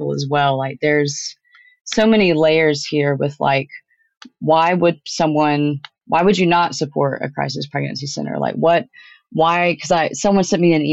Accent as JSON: {"language": "English", "region": "Tennessee", "country": "United States", "said": "My home state of Tennessee"}